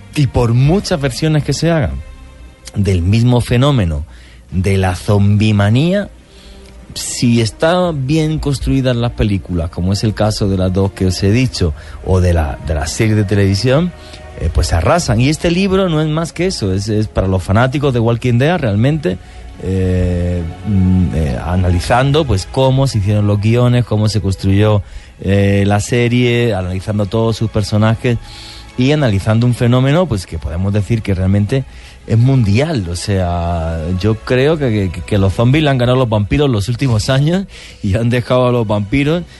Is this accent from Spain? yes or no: yes; Spain; un diario muy conocido en mi país que se llama el ABC